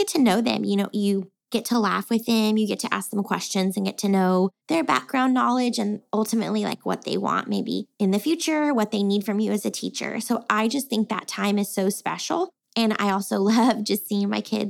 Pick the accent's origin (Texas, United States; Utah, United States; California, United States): Texas, United States; I was born and raised here in Texas.